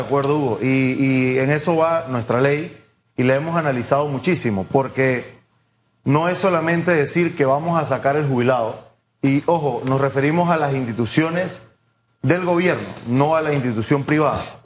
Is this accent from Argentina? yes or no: no; Panama; como productores panameños